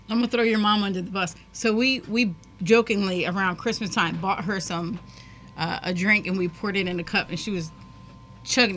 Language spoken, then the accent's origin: English; United States; I'm an American